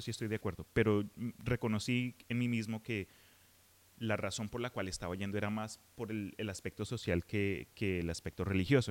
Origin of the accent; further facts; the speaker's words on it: Colombia; En Colombia, de donde soy yo